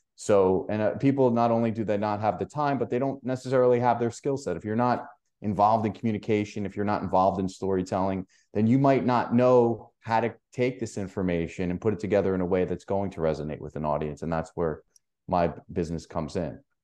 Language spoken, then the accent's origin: English; New York, United States; I'm from New York